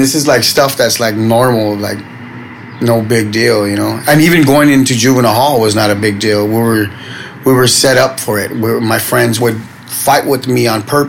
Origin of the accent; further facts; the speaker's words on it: Los Angeles, California, United States; I was from Boyle Heights area, the Ramona Gardens housing projects